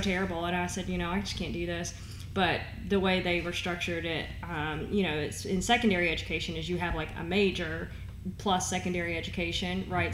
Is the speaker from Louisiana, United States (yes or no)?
no; Owensboro, Kentucky, United States; moved away as an adult; also born or lived in Florida; now in Northern Kentucky, United States; I was born in Florida, um, moved to Kentucky when I was like four or five. Um, but spent my whole life in Western Kentucky in Owensboro